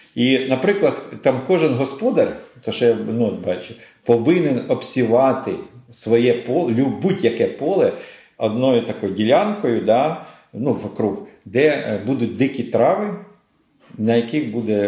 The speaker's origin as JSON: {"language": "Ukrainian", "town": "Kharkiv", "region": "Kharkiv Oblast", "country": "Ukraine", "said": "Я сам з Харкова, да, сам і з Харківщини"}